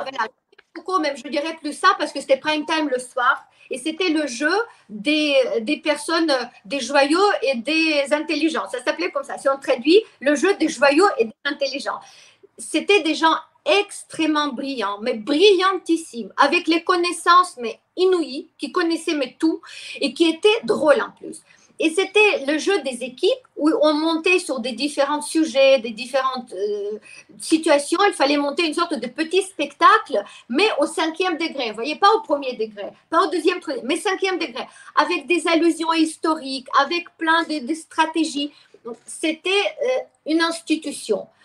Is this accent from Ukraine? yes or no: yes; Ukraine; first language Russian; French is a second language; moved away as an adult; also born or lived in Lyon, France; now in France; j'étais ukrainienne, mais je parlais russe. Je suis russophone toujours, c'est ma langue maternelle